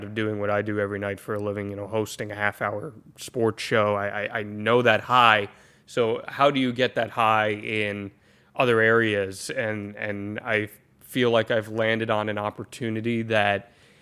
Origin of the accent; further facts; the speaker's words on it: United States; now in Florida, United States; I'm originally from the Jersey, New York City area